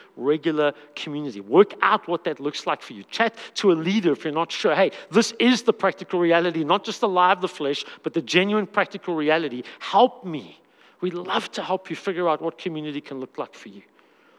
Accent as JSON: {"language": "English", "country": "South Africa", "said": "I'm a South African man"}